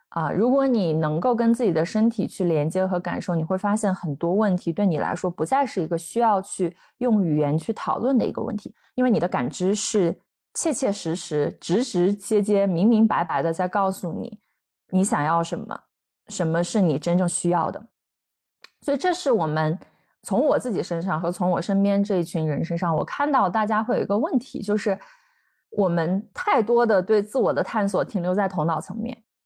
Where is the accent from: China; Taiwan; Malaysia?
China; 我们都是，都是中，就是土生土长的中国人